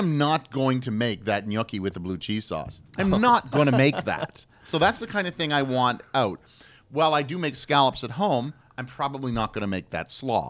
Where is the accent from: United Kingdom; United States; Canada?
Canada; And I'm from Canada